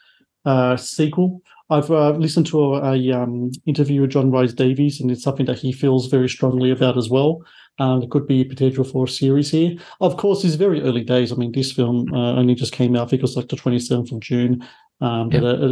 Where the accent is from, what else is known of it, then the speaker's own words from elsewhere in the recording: Australia; I'm here in Australia